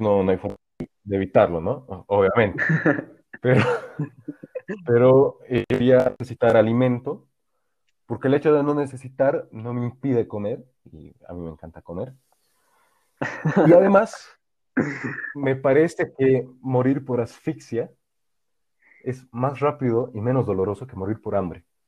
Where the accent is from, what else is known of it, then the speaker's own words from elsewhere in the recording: Bolivia; also born or lived in Bavaria, Germany; me preguntaba de dónde era. Yo respondía de Bolivia